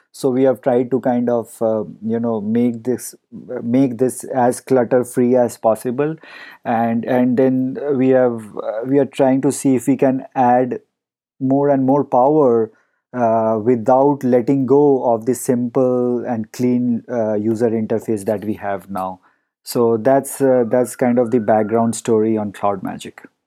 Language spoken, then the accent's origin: English; India; moved away as an adult; now in Palo Alto, United States; I grew up in India and, um, you know, spent the first few years of my life before moving here.